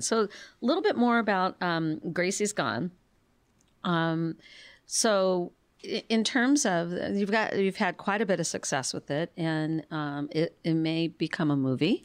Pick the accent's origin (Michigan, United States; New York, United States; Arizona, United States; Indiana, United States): Arizona, United States; Phoenix; now in Tucson, United States; I grew up in Phoenix